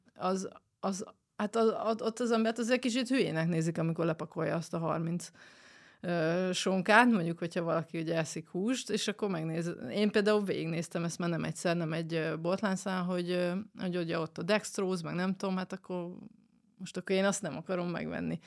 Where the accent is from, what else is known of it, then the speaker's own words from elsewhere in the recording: Debrecen, Hajdú-Bihar, Hungary; Debreceni vagyok